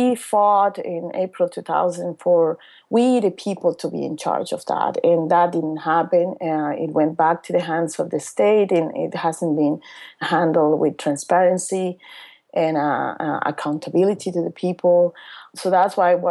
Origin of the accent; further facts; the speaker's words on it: Cochabamba, Bolivia; my hometown Cochabamba, which is the on that time was the third largest city in Bolivia